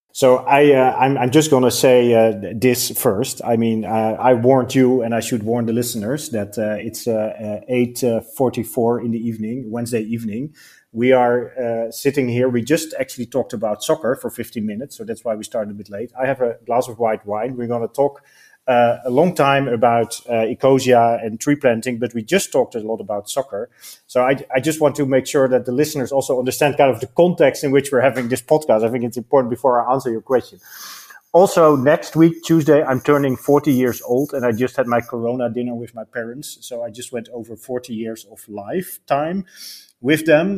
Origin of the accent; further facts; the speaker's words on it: Netherlands; we are from the Netherlands, so I grew up in the Netherlands.